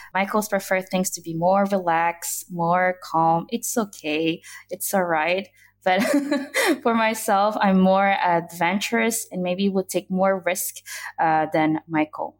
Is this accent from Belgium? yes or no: yes; Brussels, Brussels-Capital Region, Belgium; I grew up in the capital city of Brussels, Belgium.